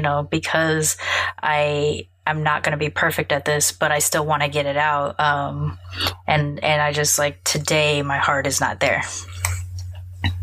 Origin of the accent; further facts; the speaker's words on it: Long Beach, California, United States; I grew up in Long Beach during the time when both the Long Beach PD and the LAPD and the Compton PD were notorious